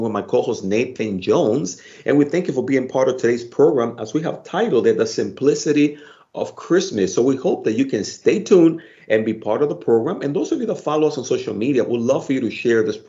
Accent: Dominican Republic; now in United States; I'm originally from the Dominican Republic

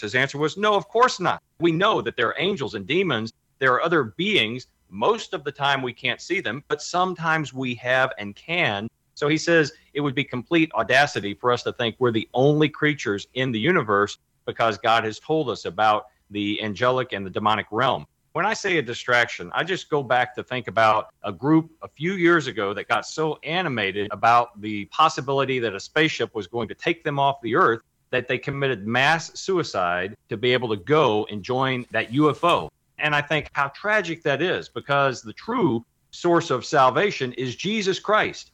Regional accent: Kentucky, United States; now in Texas, United States; my home state of Kentucky

